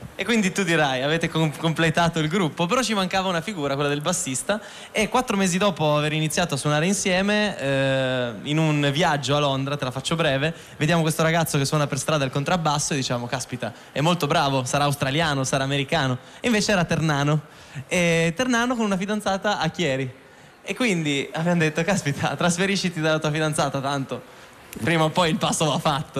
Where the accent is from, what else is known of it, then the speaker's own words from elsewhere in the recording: Turin, Piedmont, Italy; noi siamo torinesi